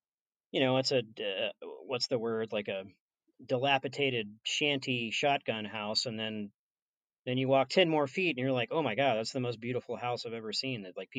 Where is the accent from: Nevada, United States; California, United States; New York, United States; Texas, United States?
Texas, United States; Austin; growing up in Austin